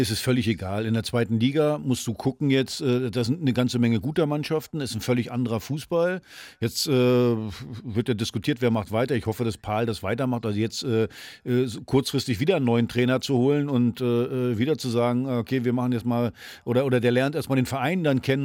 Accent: Mecklenburg-Vorpommern, Germany; moved away; aus meiner alten Heimat

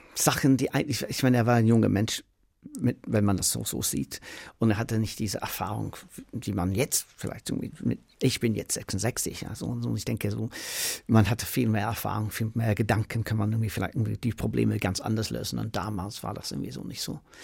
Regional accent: Manchester, North West England, United Kingdom; German is a second language; moved away as an adult; now in Berlin, Germany; ich komme aus Manchester, aus dem Council House

